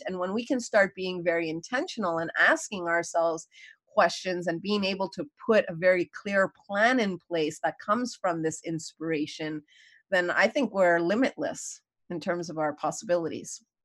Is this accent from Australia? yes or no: no; Montreal, Quebec, Canada; moved away as an adult; also born or lived in New York; I was born and raised in Montreal.